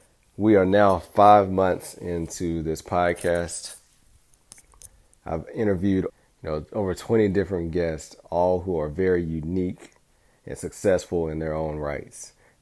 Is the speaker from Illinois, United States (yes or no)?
no; Alabama, United States; I was the boy from Alabama who smiled a lot.